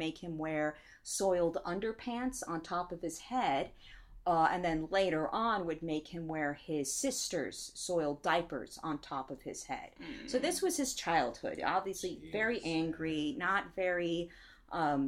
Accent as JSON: {"language": "English", "area": "Central Coast", "region": "California", "country": "United States", "tie": "born or raised there", "said": "I grew up in the Central Coast, so that includes San Luis Obispo, which we would call SLO"}